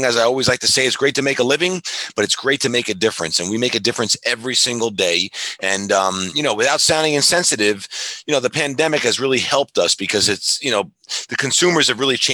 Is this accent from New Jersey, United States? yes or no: no; New Hyde Park, New York, United States; I was born in New York, you know, grew up in New High Park